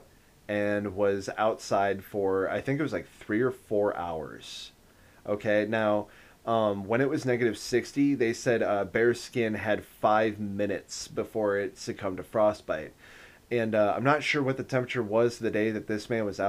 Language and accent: English; Northeastern Iowa, United States; right outside my hometown